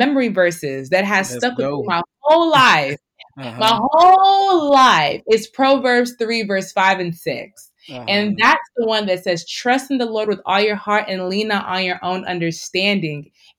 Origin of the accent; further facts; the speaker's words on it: Nigeria; I think that being Nigerian also has helped me with the tough skin